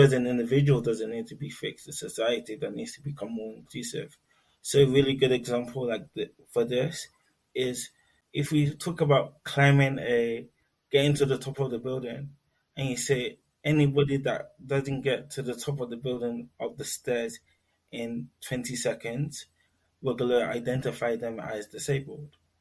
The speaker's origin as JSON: {"language": "English", "region": "London", "country": "United Kingdom", "tie": "born or raised there", "moved": "yes", "lives_now": "Newcastle, United Kingdom", "said": "I was born in London, Greenwich Hospital to be precise"}